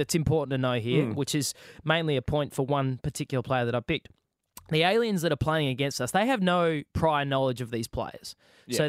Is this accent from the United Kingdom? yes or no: no; Adelaide, South Australia, Australia; moved away as an adult; now in Sydney, Australia; I am from Adelaide originally. I'm South Australian born and bred. So I moved up to the Harbour City